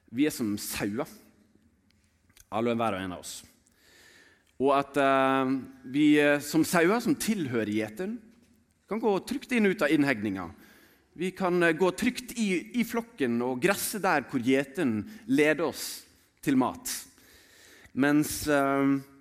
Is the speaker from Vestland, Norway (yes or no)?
yes; Sotra, Vestland, Norway; Jeg vokste opp på Sotra.